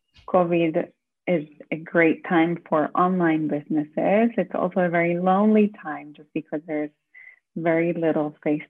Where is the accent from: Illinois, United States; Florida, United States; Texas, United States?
Florida, United States; also born or lived in Argentina; I'm originally from Florida and Argentina.